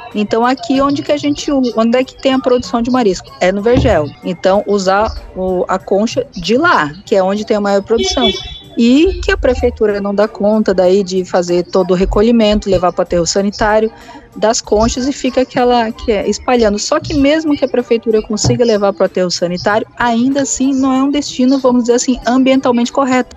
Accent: Santa Catarina, Brazil; moved away as an adult; now in Maceió, Brazil; eu sou de Santa Catarina

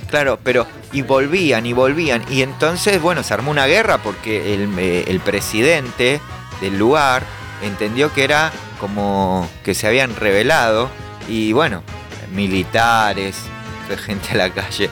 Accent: Caseros, Buenos Aires Province, Argentina; yo soy de Caseros, zona oeste

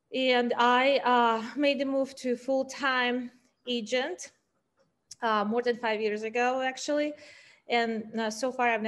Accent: Ural Mountains, Russia; moved away as an adult; also born or lived in New York City; now in San Francisco, United States; growing up in the Ural Mountains

